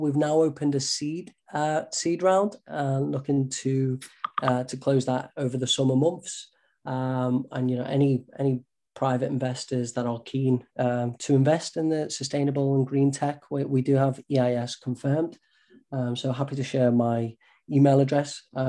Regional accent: the Wirral, North West England, United Kingdom; moved away as an adult; also born or lived in Cambridge; you might have from the accent, I'm from the Northwest, so the Wirral, attended the local school there

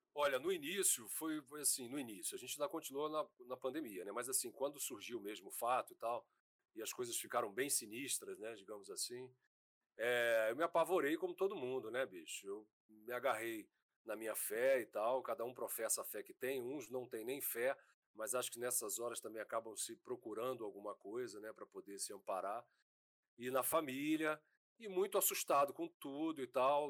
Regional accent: Brasília, Federal District, Brazil; moved away as an adult; now in Rio de Janeiro, Brazil; Eu nasci em Brasília

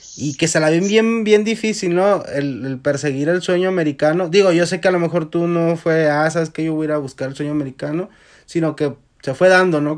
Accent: Mexico; moved away; a uno como mexicano

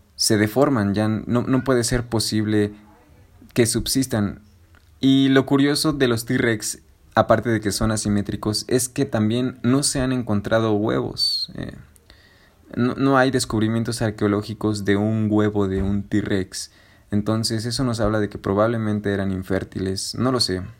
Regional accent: Mexico; somos morenos los mexicanos, porque vivimos en un trópico

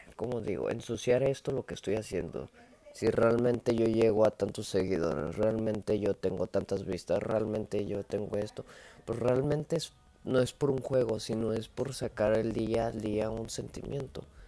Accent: Monterrey, Nuevo León, Mexico; Soy montano, soy de Monterrey

